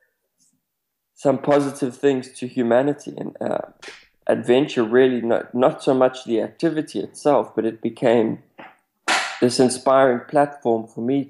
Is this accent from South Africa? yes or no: yes; South Africa; even though I come from South Africa, I hadn't seen much of Africa